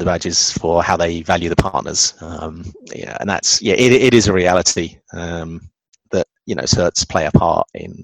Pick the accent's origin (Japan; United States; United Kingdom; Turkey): United Kingdom; England; being English